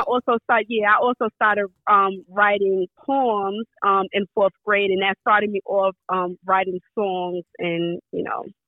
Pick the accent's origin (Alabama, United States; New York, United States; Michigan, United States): New York, United States; New York City; I grew up in Brownsville, Brooklyn, so it was pretty rough